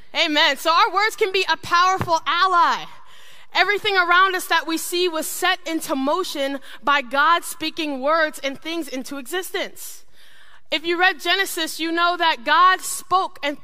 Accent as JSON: {"language": "English", "region": "Ohio", "country": "United States", "tie": "born or raised there", "said": "I grew up in Ohio, me and my siblings"}